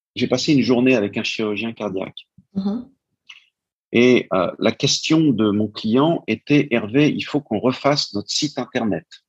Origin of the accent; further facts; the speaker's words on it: France; also born or lived in New York, United States; je suis français